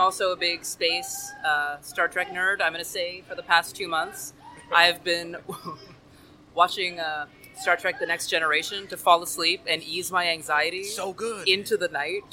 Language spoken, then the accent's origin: English; Timmins, Ontario, Canada; moved away as an adult; now in Miami, United States; I'm originally from northern Ontario, Canada, small town called Timmins